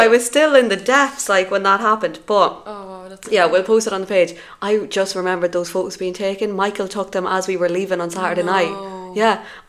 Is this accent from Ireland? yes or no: yes; Dundalk, County Louth, Ireland; moved away as an adult; now in Valencia, Spain